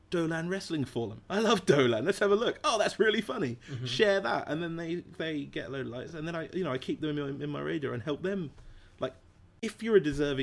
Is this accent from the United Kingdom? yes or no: yes; England, United Kingdom; I'm English.